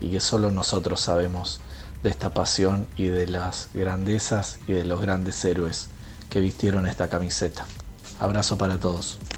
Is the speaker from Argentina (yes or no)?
yes; Rosario, Santa Fe, Argentina; Soy de Rosario